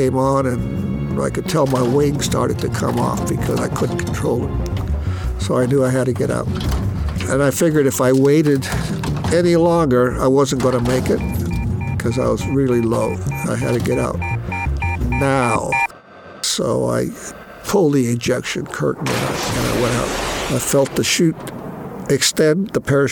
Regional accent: Salinas, California, United States; I was born in Salinas, California, December 23rd, 1937. So I just turned 85. I grew up in Salinas.

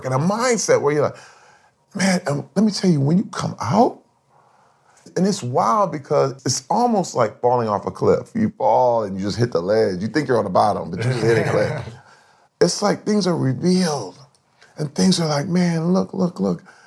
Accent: Flint, Michigan, United States; I grew up in Flint, Michigan.

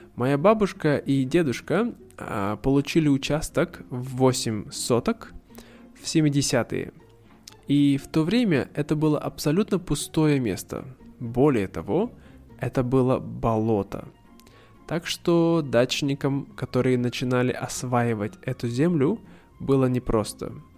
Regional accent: Russia; born or raised there; moved away as an adult; now in Vietnam

